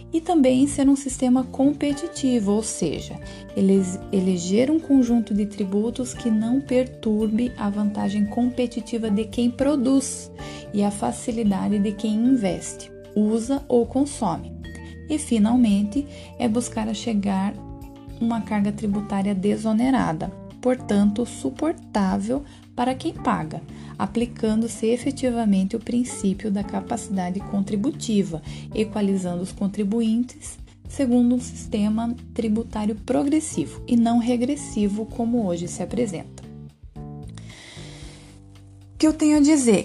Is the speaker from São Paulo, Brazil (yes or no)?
no; Paraná, Brazil; Nascido e criado no Paraná